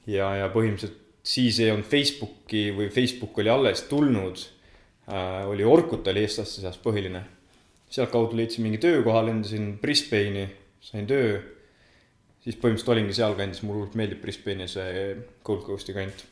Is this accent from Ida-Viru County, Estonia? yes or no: no; Otepää, Valga County, Estonia; also born or lived in Tartu; tegelikult olen Otepää külje alt, kaheksa kilomeetrit Otepääst nii-öelda Tartu poole, Nõuni külast pärit